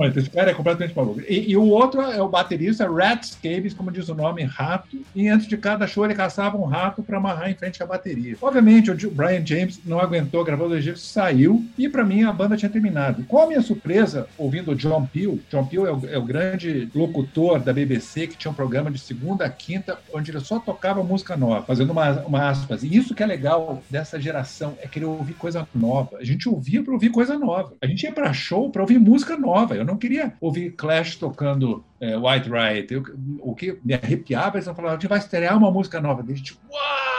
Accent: Brasília, Federal District, Brazil; also born or lived in Curitiba; Minha, minha adolescência toda foi em Brasília, apesar de ninguém da minha geração ter nascido em Brasília, né? Então a gente veio de Curitiba

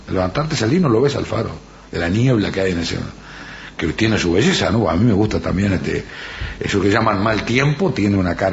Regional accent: Rocha, Uruguay; born there; Y si bien no soy nacido en La Paloma, yo nací en Rocha este, igual que Corseñac, que nació nacimos en el mismo barrio, en el barrio de la Valleja de Rocha.

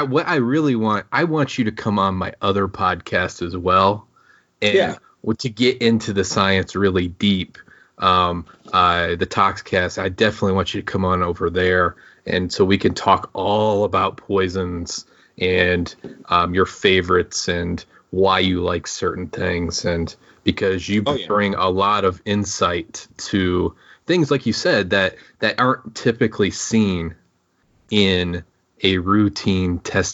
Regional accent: Michigan, United States; I'm originally from Michigan

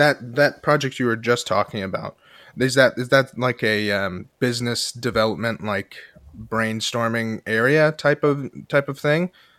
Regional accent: Allen County, Indiana, United States; I'm from Allen County

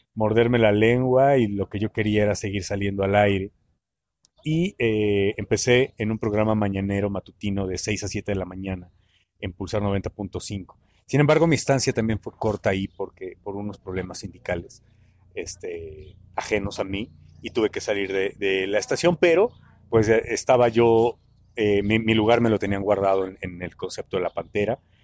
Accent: Mexico City, Mexico; moved away as an adult; also born or lived in Puerto Escondido; vengo de la Ciudad de México

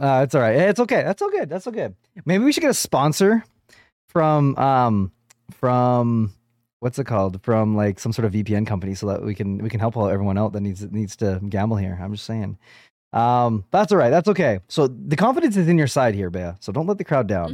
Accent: Canada; I am a Canadian podcaster

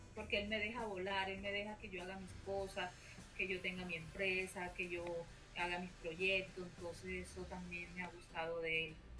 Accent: Colombia; Colombia, que, es mi tierra, que no la voy a olvidar

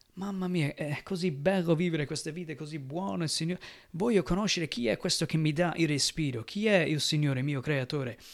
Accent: United States; now in Italy; Io che vengo dagli Stati Uniti

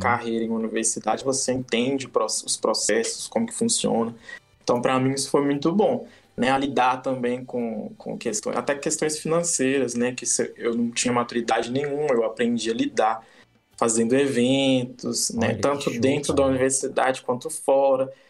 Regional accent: Minas Gerais, Brazil; lá da minha região, em Minas

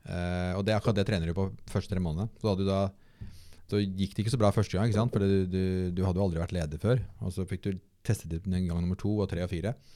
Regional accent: Bærum, Akershus, Norway; jeg vokste opp da i Bærum og gikk på alle skolene rundt omkring

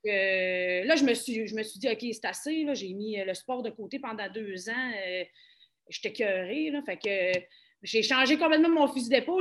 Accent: Saint-Félicien, Quebec, Canada; also born or lived in Montreal; now in Saguenay, Canada; je viens de Saint-Félicien.

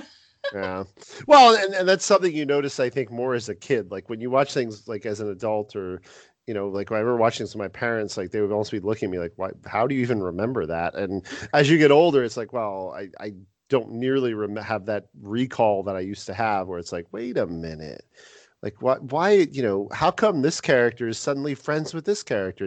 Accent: New York area, United States; we're both from the New York area

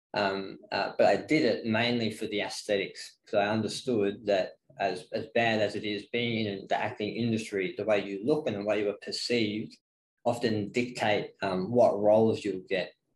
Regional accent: Ballarat, Victoria, Australia; also born or lived in Melbourne; the small town feel of Ballarat. That's what I grew up

